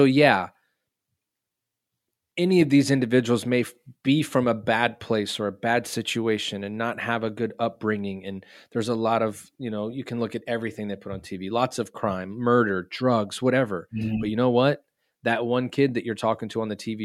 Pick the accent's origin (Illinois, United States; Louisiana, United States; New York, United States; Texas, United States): Texas, United States; I'm from Texas